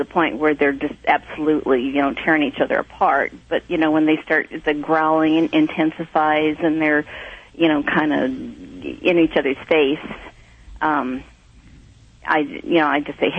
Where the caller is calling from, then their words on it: Nevada City, California, United States; I'm calling from Nevada City, California.